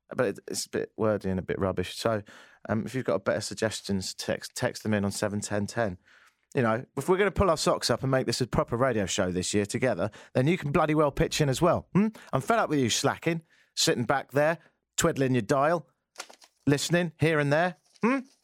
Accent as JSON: {"language": "English", "town": "Brighton", "region": "South East England", "country": "United Kingdom", "also_born_or_lived": "Ottawa", "accent": "English", "moved": "as an adult", "lives_now": "Toronto, Canada", "said": "I'm from Brighton in the south of England. I've lived here for ten years."}